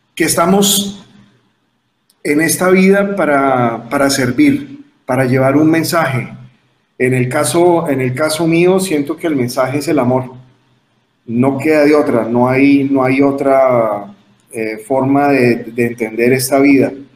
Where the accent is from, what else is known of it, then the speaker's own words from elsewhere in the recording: Cali, Valle del Cauca, Colombia; en la ciudad de Cali, que es donde yo nací